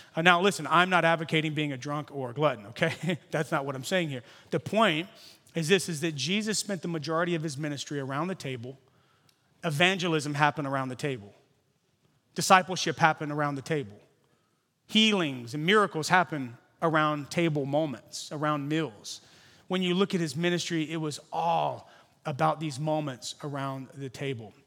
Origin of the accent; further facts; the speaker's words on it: Louisiana, United States; now in San Francisco, United States; I'm from Louisiana originally. Now I live here. I'm like a Cajun Californian